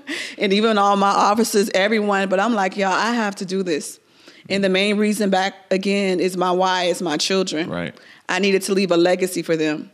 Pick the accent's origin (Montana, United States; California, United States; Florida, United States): Florida, United States; Miami; I was born and raised in Miami.